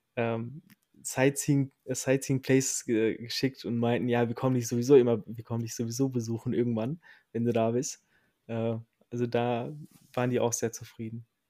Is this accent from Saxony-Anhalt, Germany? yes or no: no; Recklinghausen, North Rhine-Westphalia, Germany; Ich komme aus dem Herzen des Ruhrpots, aus Recklinghausen